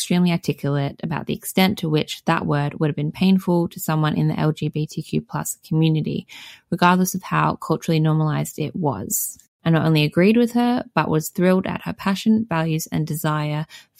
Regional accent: Boston, Massachusetts, United States; since I was growing up in Boston and as a child heard the word F used on the street before I knew what it even referred to.

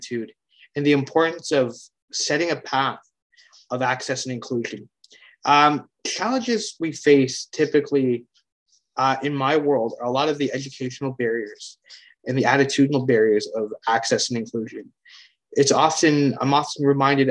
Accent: Hamilton, Ontario, Canada; I'm from Hamilton, Ontario, Canada

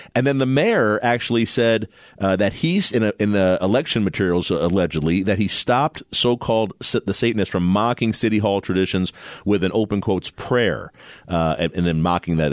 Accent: New Jersey, United States; now in Arizona, United States; when I grew up in New Jersey

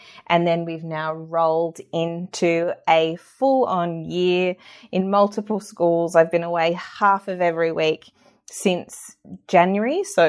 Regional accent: Tasmania, Australia; I've been to every state across Australia except Tasmania, which is my home state.

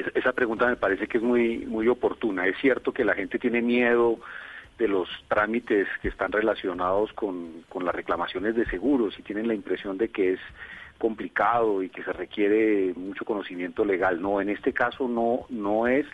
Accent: Colombia; como colombianos

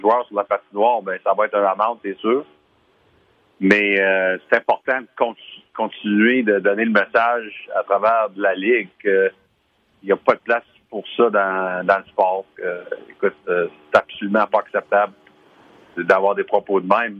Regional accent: Hearst, Ontario, Canada; on vient de Hirsch les deux

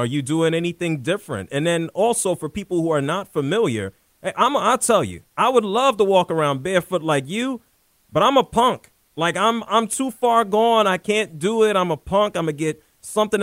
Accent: New York City, New York, United States; growing up in the Bronx and Harlem

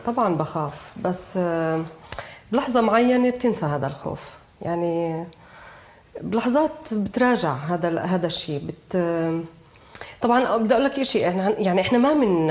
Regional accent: Jerusalem, Palestine; انا بنت القدس

